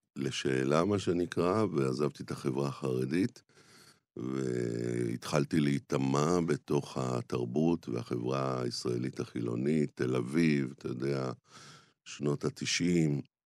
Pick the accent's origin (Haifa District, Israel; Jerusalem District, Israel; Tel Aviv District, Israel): Jerusalem District, Israel; Jerusalem; גדלתי בשכונת רמת אשכול בירושלים